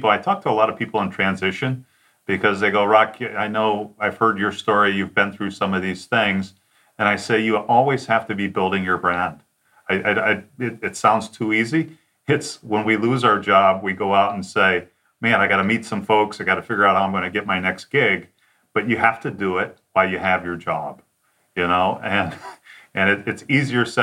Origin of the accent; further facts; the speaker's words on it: Detroit, Michigan, United States; also born or lived in Chattanooga, United States / Cincinnati, United States; So myself, I'm from Detroit, then I moved to Chattanooga, and then I lived to uh, live in Cincinnati.